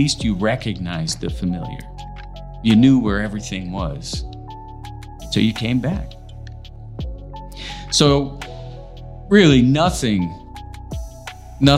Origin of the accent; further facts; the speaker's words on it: Indiana, United States; moved away; also born or lived in Los Angeles, California; having been born and raised in Indiana, but feeling as if I really grew up in Los Angeles